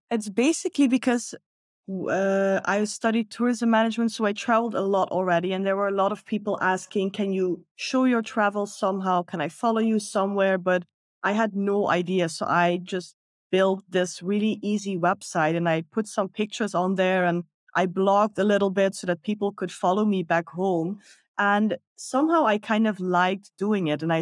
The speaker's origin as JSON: {"language": "English", "country": "Netherlands", "moved": "as an adult", "lives_now": "Bali, Indonesia", "said": "I'm originally from the Netherlands."}